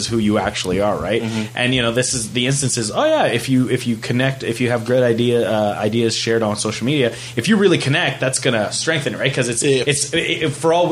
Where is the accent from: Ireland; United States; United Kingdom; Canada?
Canada; Fort McMurray, Alberta; growing up in Fort McMurray, like, there was a true feeling of isolation